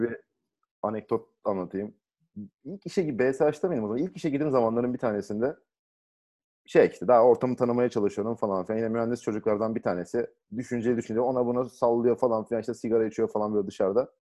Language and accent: Turkish; Thrace, Turkey; Hani biz buralıyız ya. Trakya çocuğuyuz